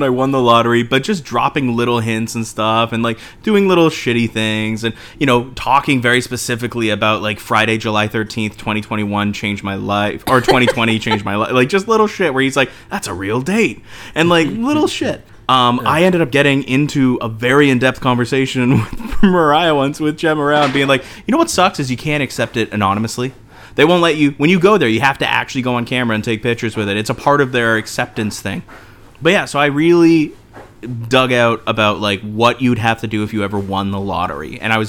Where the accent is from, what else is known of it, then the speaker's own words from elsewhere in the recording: Canada; we're all Canadian